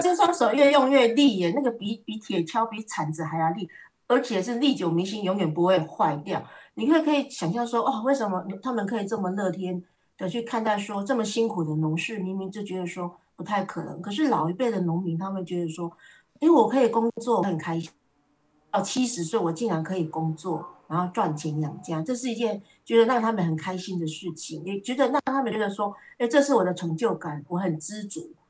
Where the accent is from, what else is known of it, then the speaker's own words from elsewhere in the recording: Minxiong, Chiayi County, Taiwan; moved away as an adult; now in Taipei, Taiwan; 我是嘉义民雄牛头山这个人，呃，这边的人